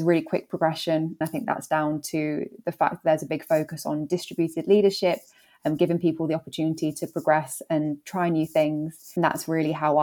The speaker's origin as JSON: {"language": "English", "region": "London", "country": "United Kingdom", "tie": "born or raised there", "moved": "as an adult", "lives_now": "Manchester, United Kingdom", "said": "as you can probably tell from my accent, I'm not from Manchester. So I grew up in London. Moved up to Manchester for a university and just stayed since."}